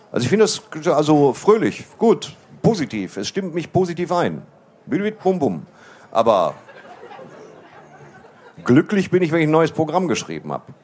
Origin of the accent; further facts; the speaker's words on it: Waltrop, North Rhine-Westphalia, Germany; Also ich komme aus Waldrop. Wir haben sehr, sehr wenig durchtrainierte Männer auf weißen Pferden.